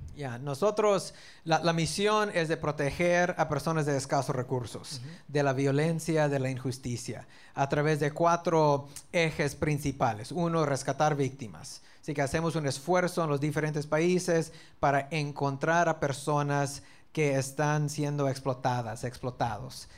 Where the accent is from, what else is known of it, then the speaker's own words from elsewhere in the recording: South Texas, United States; also born or lived in Dallas; yo nací en el estado de Texas, al sur, cerca de la frontera. Así que yo, yo crecí toda mi niñez en Texas